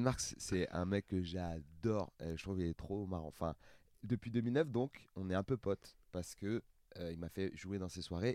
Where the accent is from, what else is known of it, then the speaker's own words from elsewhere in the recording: Seine-Saint-Denis, Île-de-France, France; j'ai grandi en Seine-Saint-Denis, j'ai pas beaucoup voyagé